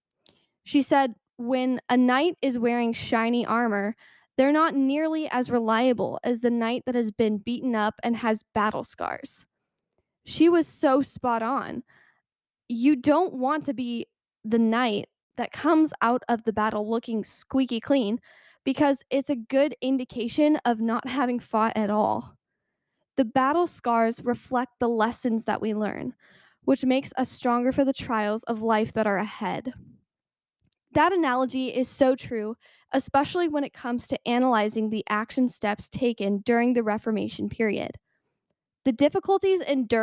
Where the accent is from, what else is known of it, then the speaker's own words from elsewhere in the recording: United States; an American citizen